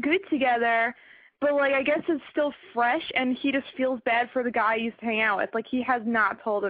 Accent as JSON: {"language": "English", "region": "New York", "country": "United States", "said": "I'm from New York."}